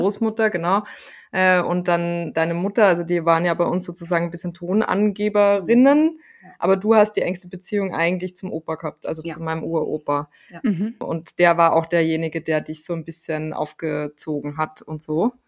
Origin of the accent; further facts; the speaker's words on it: Graz, Styria, Austria; moved away; Es ist meine Heimatstadt, in, in der ich heute aufnehme